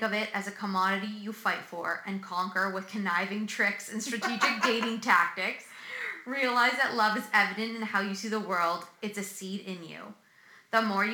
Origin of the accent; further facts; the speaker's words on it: Hamilton, Ontario, Canada; I'm coming from Hamilton